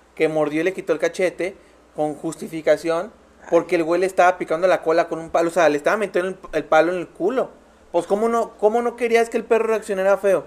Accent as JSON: {"language": "Spanish", "country": "Mexico", "also_born_or_lived": "Mazatlán"}